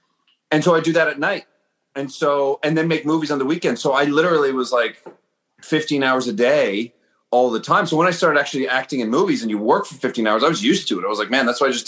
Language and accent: English; East Coast, Canada; born there; So I was born on the East Coast, so Toronto was the place to go.